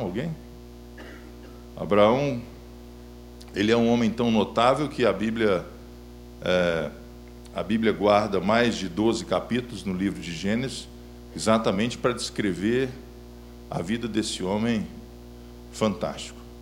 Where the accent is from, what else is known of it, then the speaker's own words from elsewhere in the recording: Belo Horizonte, Minas Gerais, Brazil; sou natural de Belo Horizonte